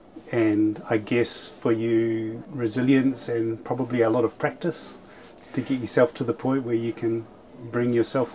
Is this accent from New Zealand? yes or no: yes; Motueka, Tasman, New Zealand; I'm from Motueka